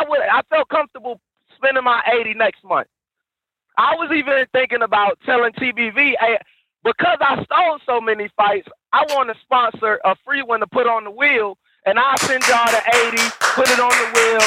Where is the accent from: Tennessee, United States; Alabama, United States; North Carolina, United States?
Alabama, United States; now in Boston, United States; I'm from Alabama, but I don't even, I live in Boston, so I'm everywhere.